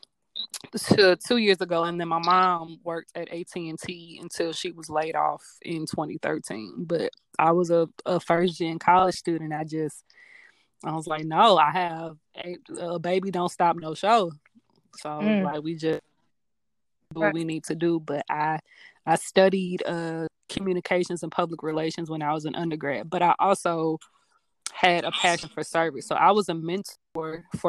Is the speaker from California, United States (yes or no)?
no; Hazelwood, Missouri, United States; So I was born in Hazelwood and grew up in Hazelwood